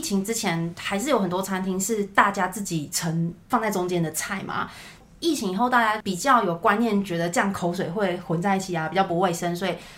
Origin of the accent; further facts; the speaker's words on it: Taichung, Taiwan; 因为我是台中人嘛